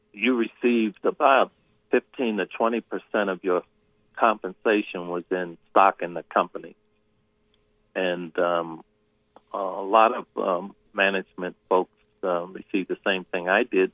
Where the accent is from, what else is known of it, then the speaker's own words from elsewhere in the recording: Baltimore, Maryland, United States; I love Baltimore. It's my hometown